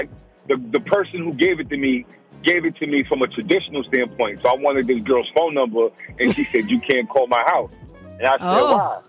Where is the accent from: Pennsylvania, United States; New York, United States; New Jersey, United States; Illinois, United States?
New York, United States; New York City; also born or lived in New Rochelle; I was raised in black culture. I'm from the Bronx.